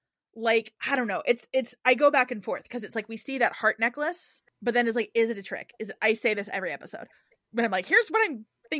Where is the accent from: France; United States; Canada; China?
Canada; I'm Canadian.